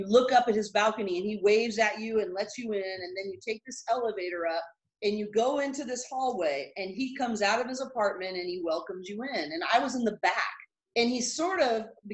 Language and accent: English; Northern California, United States; I'm from California, I'm from Northern California